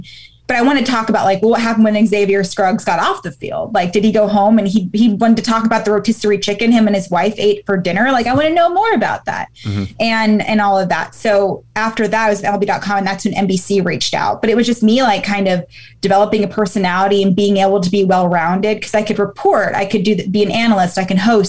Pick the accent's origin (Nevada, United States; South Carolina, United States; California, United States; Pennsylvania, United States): Nevada, United States; Reno; moved away as an adult; also born or lived in Baltimore, Maryland; I'm from Reno, Nevada